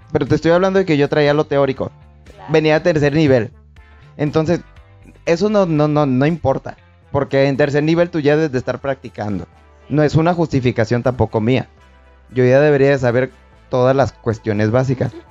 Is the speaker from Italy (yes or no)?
no; Tepic, Nayarit, Mexico; now in Puerto Vallarta, Mexico; Yo venía de Tepic vengo de Tepic, entonces busqué una oportunidad de trabajo aquí en Puerto Vallarta